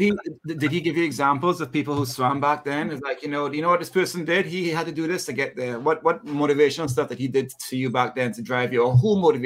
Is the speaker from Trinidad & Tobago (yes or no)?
yes; Trinidad & Tobago; I'm from Trinidad and Tobago